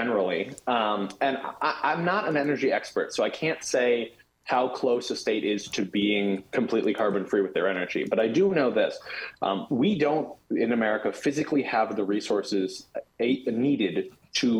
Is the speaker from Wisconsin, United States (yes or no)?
yes; Wisconsin, United States; My home state of Wisconsin